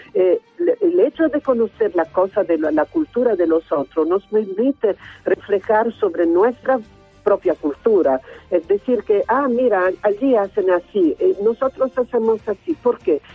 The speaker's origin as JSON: {"language": "Spanish", "country": "Italy", "said": "este país eh, nuestro es un país un poco raro porque está considerado un país muy cultural"}